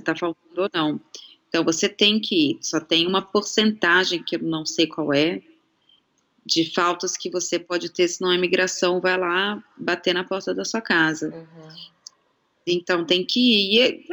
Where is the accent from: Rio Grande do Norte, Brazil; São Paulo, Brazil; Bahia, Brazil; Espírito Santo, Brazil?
São Paulo, Brazil; now in Australia; pelo menos em São Paulo, da onde eu venho